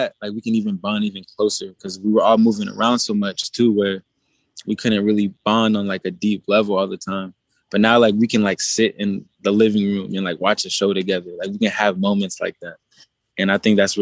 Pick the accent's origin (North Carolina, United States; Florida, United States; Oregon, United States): Oregon, United States; Portland; also born or lived in Las Vegas; I'm from Portland, Oregon